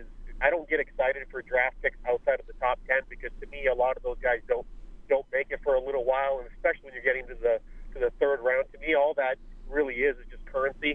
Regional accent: Windsor, Ontario, Canada; now in Phoenix, United States; my hometown of Windsor, Ontario

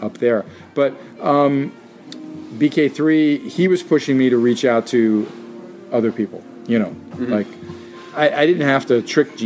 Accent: New York City, New York, United States; who I grew up with in Jackson Heights, where I lived then in Queens

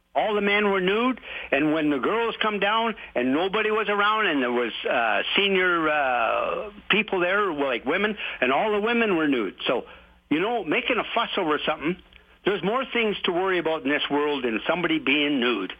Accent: Calgary, Alberta, Canada; I grew up right here in Calgary. I was born and raised here

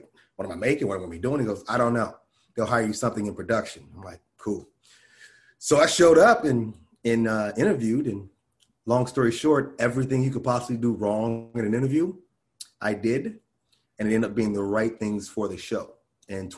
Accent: Santa Monica, California, United States; also born or lived in Conyers, Georgia / Inglewood, California / Miami / Austin; I'm from California, and I'm always going to be in California. This is where I was raised here

